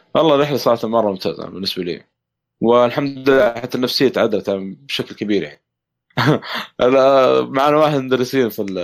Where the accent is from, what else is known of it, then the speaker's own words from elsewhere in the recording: Saudi Arabia; عندنا في السعوديه